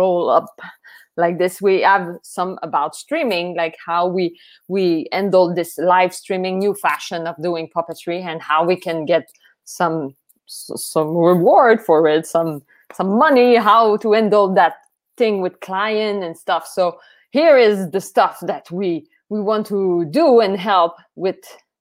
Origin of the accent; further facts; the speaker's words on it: France; accent: French; English is a second language; I say it with my French accent